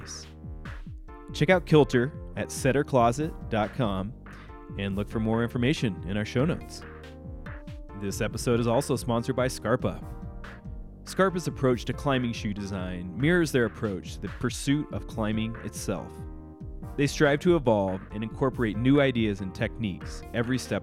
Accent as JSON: {"language": "English", "country": "United States", "said": "as an American climber and privileged white male"}